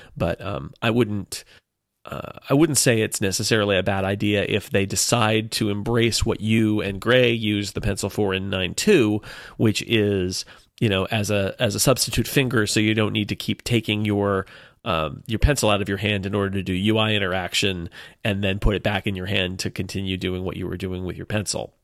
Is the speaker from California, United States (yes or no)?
yes; California, United States; I am Californian